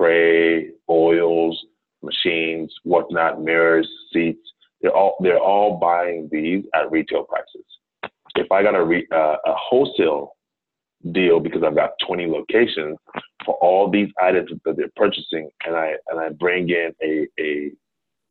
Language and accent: English; Ghana; also born or lived in New Jersey, United States; now in United States; I'm originally from Ghana, from West Africa. I was born in New Jersey, but family moved back to Ghana when I was quite young.